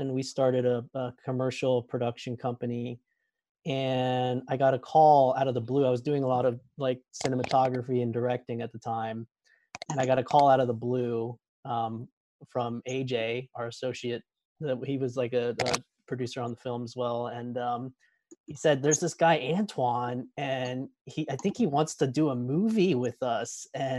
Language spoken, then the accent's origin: English; Pennsylvania, United States; I'm from Pennsylvania